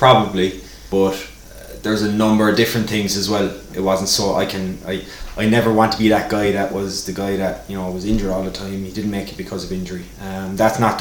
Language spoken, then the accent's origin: English; Ireland; moved away; I was known as the Irishman